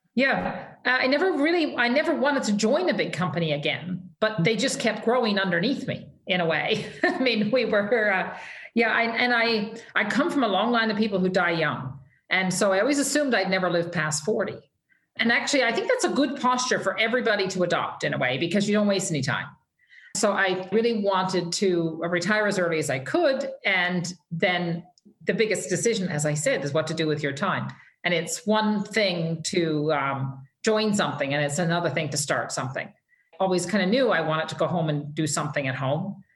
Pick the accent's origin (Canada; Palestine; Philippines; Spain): Canada; Fogo Island, Newfoundland and Labrador; moved away as an adult; also born or lived in Calgary; I I'm as a Newfoundlander